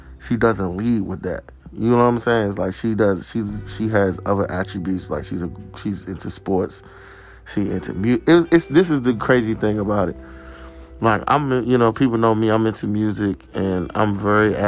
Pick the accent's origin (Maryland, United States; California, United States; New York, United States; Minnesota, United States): Maryland, United States; Landover; I'm from Washington, D.C., Landover, Maryland, PG County, DMV area.